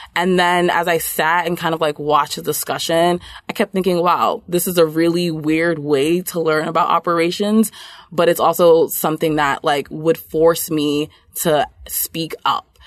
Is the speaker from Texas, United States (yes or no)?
no; New York City, New York, United States; I grew up in Brooklyn, New York, um, but my parents are originally from Nigeria